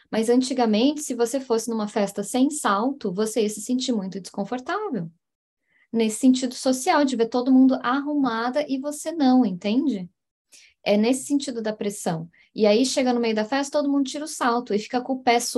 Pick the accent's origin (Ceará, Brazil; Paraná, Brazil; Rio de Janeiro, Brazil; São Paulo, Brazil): Paraná, Brazil; Curitiba; moved away; Eu tava falando de Curitiba, né? De, onde eu venho. Lá, lá, de onde eu venho.